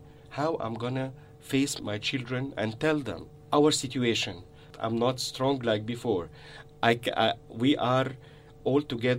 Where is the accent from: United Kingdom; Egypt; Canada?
Egypt; moved away as an adult; the heritage that I came from Egypt.